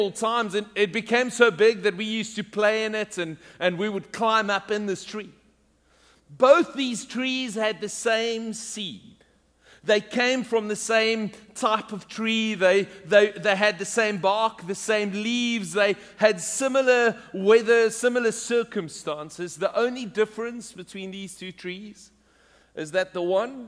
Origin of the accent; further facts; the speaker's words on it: South Africa; moved away; when I was growing up in South Africa